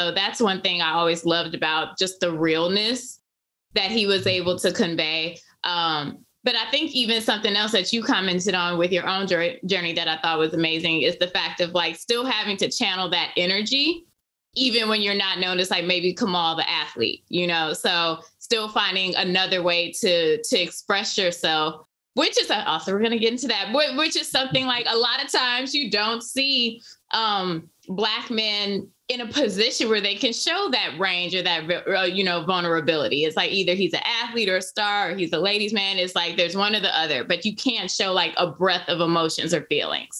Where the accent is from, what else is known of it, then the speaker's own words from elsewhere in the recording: Chicago, Illinois, United States; I'm from the South Side, low end